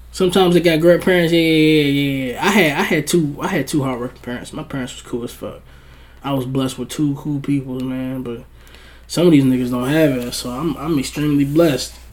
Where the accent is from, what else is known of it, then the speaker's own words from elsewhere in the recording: Brownsville, New York, United States; He's not from my hood though. Okay, I'm from Brownsville.